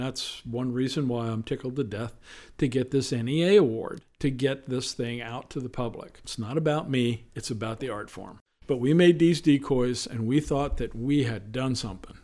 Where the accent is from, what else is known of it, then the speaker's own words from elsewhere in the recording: central Pennsylvania, United States; moved away as an adult; now in Eastern Shore, Maryland, United States; I was born and raised in a small town called Sealands Grove, on the banks of the Susquehanna River